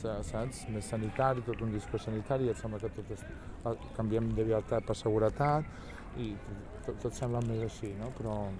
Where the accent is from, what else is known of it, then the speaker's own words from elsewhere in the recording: Sabadell, Catalonia, Spain; jo sóc sabadellenca